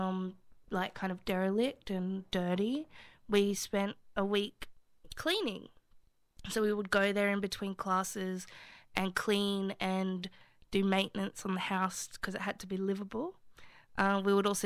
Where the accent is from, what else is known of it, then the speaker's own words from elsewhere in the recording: Sydney, New South Wales, Australia; also born or lived in Marrickville; I'm 29 and I'm from Lewisham